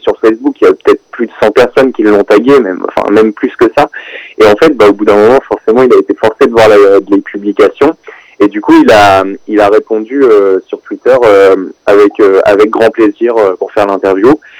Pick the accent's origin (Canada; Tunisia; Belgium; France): France; Rouen, Normandy; je viens de Rouen